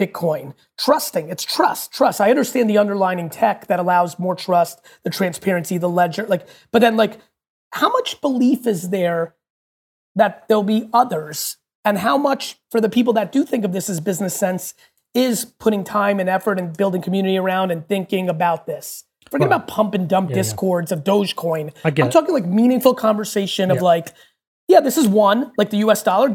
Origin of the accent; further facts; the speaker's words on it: United States; also born or lived in Soviet Union; born in the U.S., grew up in the U.S.